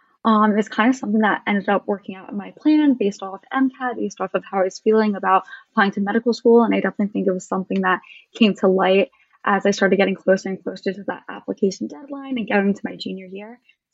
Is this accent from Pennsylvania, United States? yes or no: yes; Philadelphia, Pennsylvania, United States; moved away as an adult; now in Pittsburgh, United States; I'm originally from Philadelphia, but I'm an undergraduate student at the University of Pittsburgh.